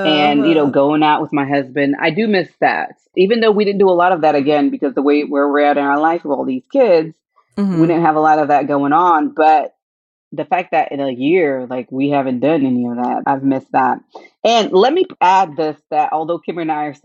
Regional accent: Orlando, Florida, United States; also born or lived in Haiti (ancestry); now in Georgia, United States; I grew up in Orlando. So Disney's in my backyard

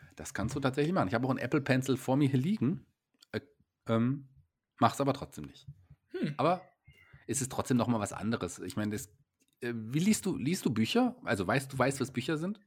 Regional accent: Germany; ich als äh, Deutscher

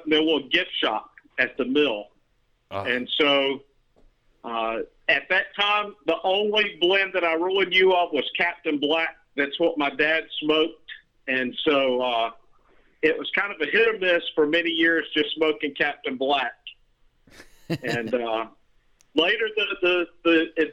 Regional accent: Birmingham, Alabama, United States; I grew up in Birmingham, Alabama

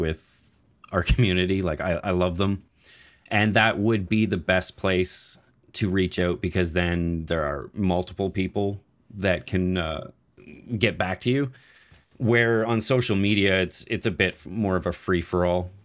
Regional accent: Nova Scotia, Canada; I am from Nova Scotia

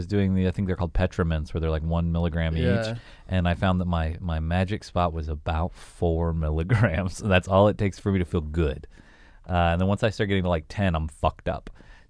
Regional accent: Southern United States, United States; I grew up in the South. We were a big blunt. We were a blunt city where I grew up.

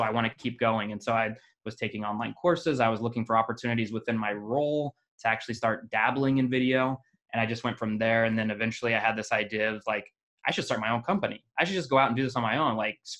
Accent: Kansas, United States; also born or lived in Las Vegas, Nevada / Iowa / Arizona / Utah; Where was I born? I was born in Las Vegas. I was adopted at a very young age, around two, by my own family. So I quickly moved from Las Vegas to Kansas. So I grew up a country boy, basically, in a city.

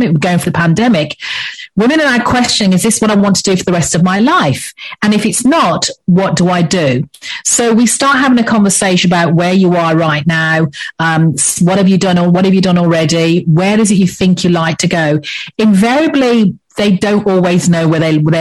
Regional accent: England, United Kingdom; accent: English; moved away as an adult; now in Antigua, Antigua and Barbuda; As you can probably tell by my accent, I'm English, so I'm English born, but I've lived in the Caribbean for the past 10 years.

